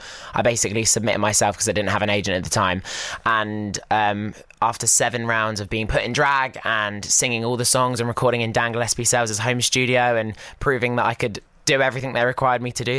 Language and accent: English; Basingstoke, South East England, United Kingdom; moved away as an adult; now in London, United Kingdom; I am from Basingstoke in Hampshire.